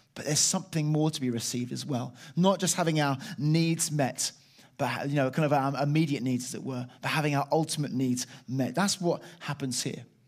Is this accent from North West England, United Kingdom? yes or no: no; Chalfont St Peter, South East England, United Kingdom; I was brought up in, uh, Chelfont, Saint Peter in Buckinghamshire